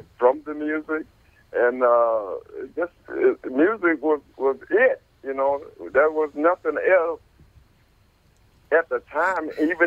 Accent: Ferndale, Michigan, United States; I grew up in Ferndale, Michigan

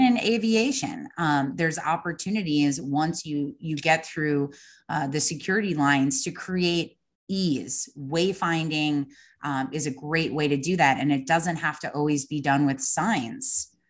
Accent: Long Island, New York, United States; moved away as an adult; also born or lived in Savannah; I grew up on Long Island

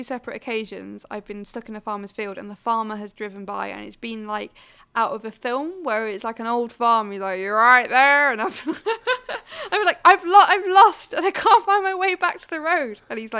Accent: Wales, United Kingdom; I am Welsh. I believe, Plaid Cymru, whatever, you know.

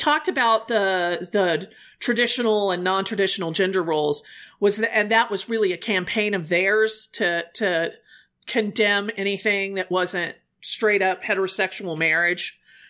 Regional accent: United States; I'm an American.

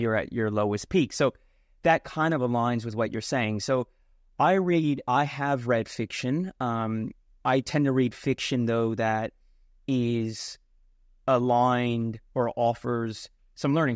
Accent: India; I'm Indian

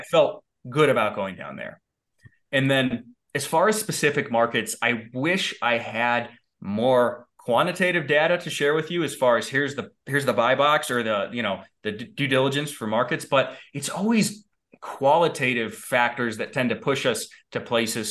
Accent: Valley City, Medina, Litchfield area, Ohio, United States; now in Colorado Springs, United States; I grew up in a, in a cornfield in Ohio

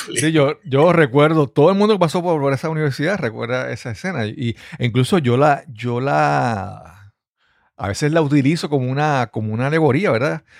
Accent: Puerto Rico; como puertorriqueños no somos estadounidenses completamente

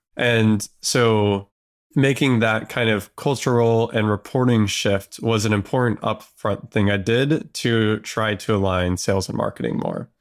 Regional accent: Southern California, United States; I grew up in Southern California

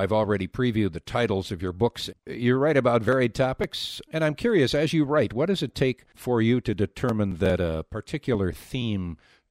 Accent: Wisconsin, United States; Wisconsin originally.

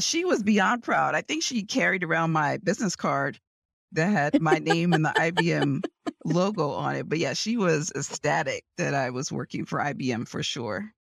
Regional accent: New York City, New York, United States; moved away as an adult; also born or lived in Houston; now in Washington, D.C. area, United States; I grew up in New York City. in Manhattan, on the Lower East Side of Manhattan

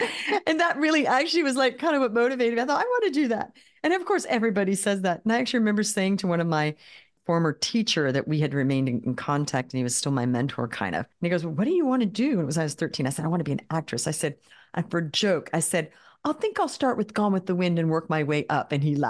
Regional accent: Australia; I grew up in Australia. We moved to Australia when I was 7. Grew up there.

